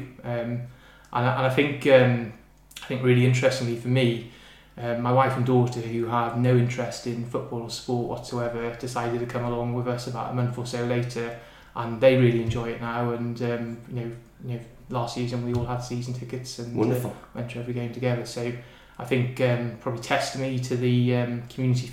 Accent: Pembrokeshire, South West Wales, United Kingdom; moved away as an adult; now in North East England, United Kingdom; I grew up in South West Wales in a place called Pembrokeshire

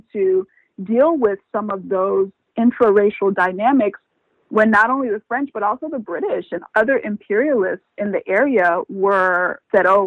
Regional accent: Liberia

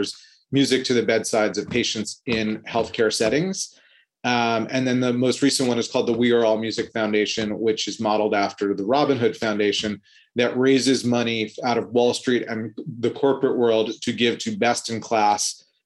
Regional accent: New York City, New York, United States; Born and raised in Manhattan in New York City, went to college here

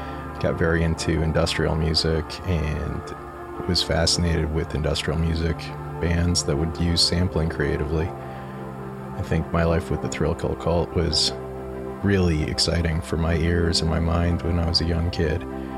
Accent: Denver, Colorado, United States; And growing up in Denver, I understand this.

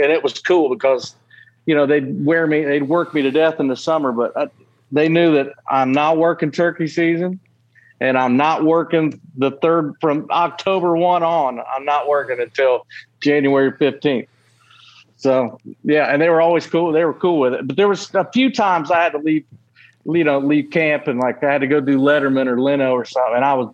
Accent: Ohio, United States; now in Tennessee, United States; growing up in Ohio used to be the little quiet spot

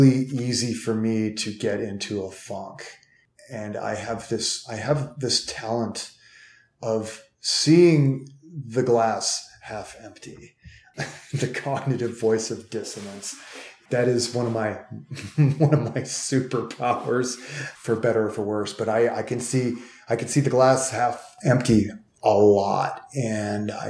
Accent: Cleveland, Ohio, United States; I'm from Cleveland

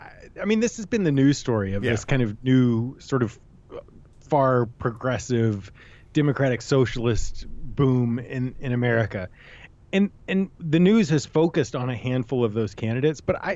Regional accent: Houston, Texas, United States; I'm from Houston, and I have family there, so I paid tons of attention to it.

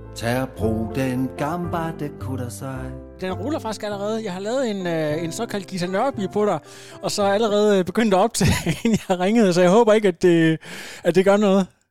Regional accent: Djursland, Central Denmark Region, Denmark; jeg er faktisk selv øh, også vokset op i noget af det samme område på Djursland, ude ved, ved Rønte

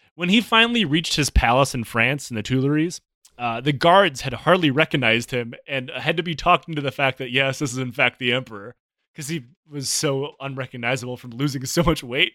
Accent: Michigan, United States; I, I grew up in Michigan

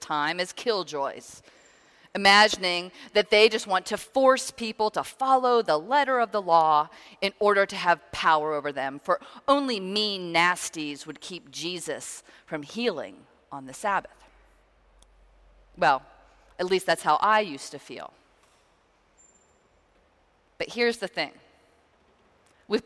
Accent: Pittsburgh, Pennsylvania, United States; moved away as an adult; also born or lived in Virginia / Indiana / Chicago / Connecticut; Growing up in Pittsburgh, Pennsylvania

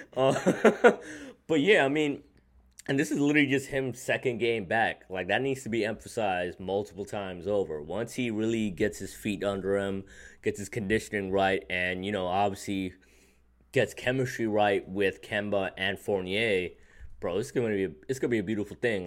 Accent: New York, United States; as a New Yorker, as a Knicks fan

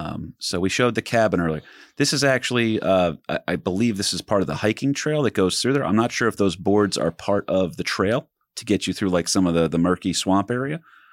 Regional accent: East Coast, United States; We hear ghost town, especially me growing up on the East Coast.

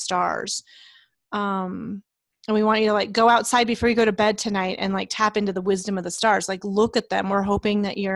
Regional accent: Leadville, Colorado, United States; I grew up in Leadville in the mountains of Colorado

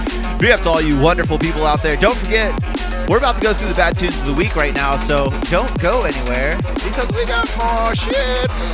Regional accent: Florida, United States; moved away; I'm originally from Florida

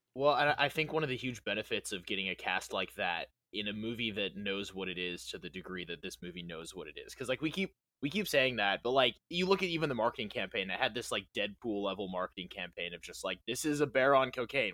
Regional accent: Western New York, United States; I'm from Western New York

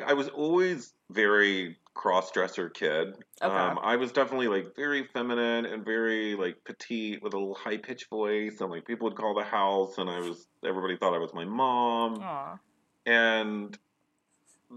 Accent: Corpus Christi, Texas, United States; moved away as an adult; also born or lived in Rockport, Texas / Dallas, Texas; now in Austin, United States; Corpus Christi, Rockport, that area. I grew up, and then I moved to Dallas right after high school

